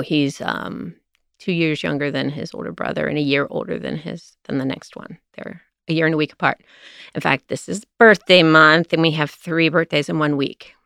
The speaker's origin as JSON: {"language": "English", "town": "Cincinnati", "region": "Ohio", "country": "United States", "tie": "born or raised there", "also_born_or_lived": "Walnut Hills, Cincinnati / Atlanta", "said": "I grew up in, partially in Mount Lookout"}